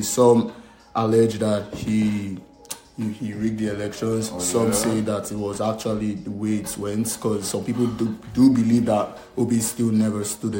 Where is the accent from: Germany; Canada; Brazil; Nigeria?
Nigeria; From Nigeria.